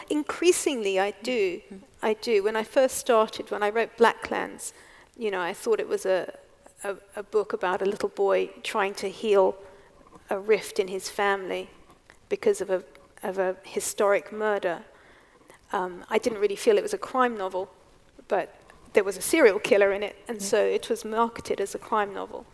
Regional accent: England, United Kingdom; also born or lived in South Africa; now in Wales, United Kingdom; I'm, I'm English. I was born in England, mm. and so well, I say that, but I live in Wales.

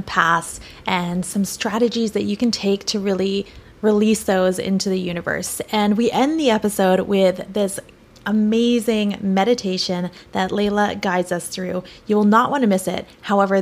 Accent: Victoria, British Columbia, Canada; also born or lived in Vancouver, Canada / Santa Monica, Los Angeles, United States; now in Los Angeles, United States; I'm originally from Victoria, British Columbia, Canada, relocated to Vancouver, and I'm currently situated in beautiful Santa Monica in Los Angeles, California

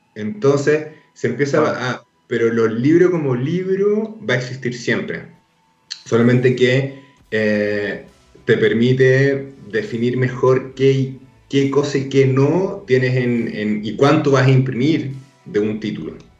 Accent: Arica, Arica y Parinacota, Chile; Yo crecí en Arica

